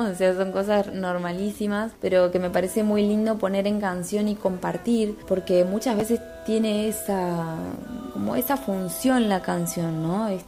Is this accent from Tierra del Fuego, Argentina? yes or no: yes; Tierra del Fuego, Argentina; soy artista fueguina.